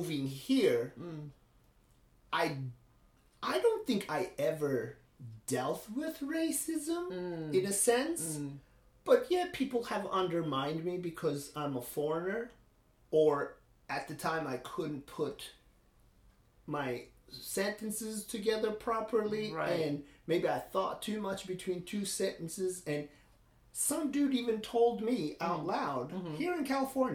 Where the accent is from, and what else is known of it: İzmir, Turkey; born or raised there; now in United States